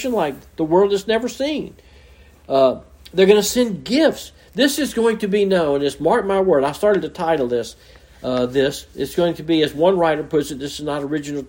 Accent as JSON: {"language": "English", "town": "Mobile", "region": "Alabama", "country": "United States", "tie": "born or raised there", "moved": "yes", "said": "I'm from Mobile, Alabama originally, and man, the Mardi Gras day, the Mardi Gras season was big. I can remember as a child going down in the parades"}